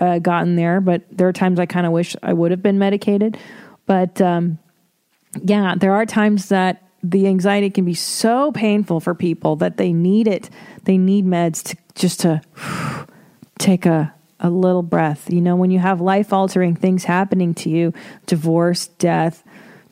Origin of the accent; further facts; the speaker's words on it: Windsor, Ontario, Canada; moved away; I wasn't born in Toronto. I was born in Windsor. Beautiful Windsor, Ontario.